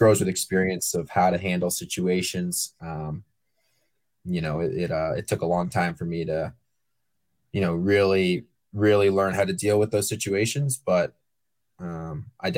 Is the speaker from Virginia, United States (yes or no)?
yes; Richmond, Virginia, United States; I grew up in Richmond